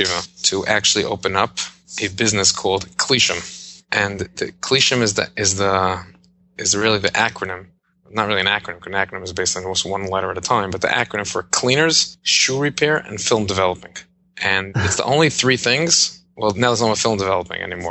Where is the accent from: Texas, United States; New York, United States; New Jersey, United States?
New York, United States; New York City; also born or lived in Jerusalem; I was born and grew up in Brooklyn, New York.